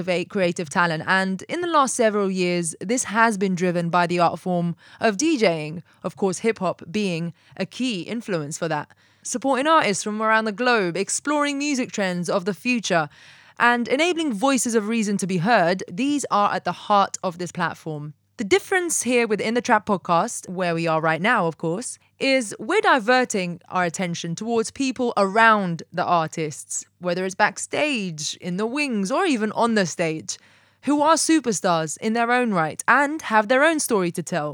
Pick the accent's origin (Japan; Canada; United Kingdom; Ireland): United Kingdom; London; moved away; also born or lived in Atlanta; I'm from London, but Atlanta adopted me.